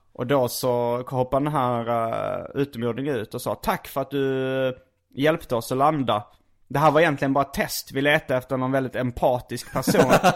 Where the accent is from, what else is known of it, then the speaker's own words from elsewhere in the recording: Skåne, Sweden; accent: skånska; jag är från Skåne, vi pratar alltid så här